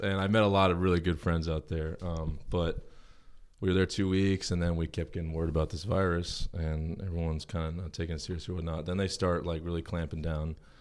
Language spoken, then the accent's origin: English; Huntington Station, New York, United States; I was born in Long Island